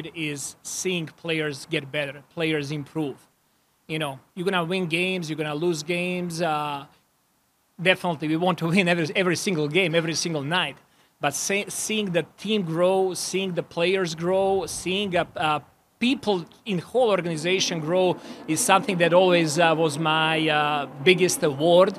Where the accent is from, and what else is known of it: Serbia; born or raised there; moved away as an adult; now in Toronto, Canada